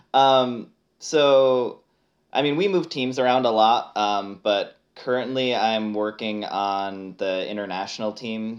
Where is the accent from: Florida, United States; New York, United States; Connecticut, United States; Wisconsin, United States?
Connecticut, United States; moved away as an adult; now in Seattle, United States; I live in Seattle right now. I'm originally from Connecticut, uh, and I, I moved here about three years ago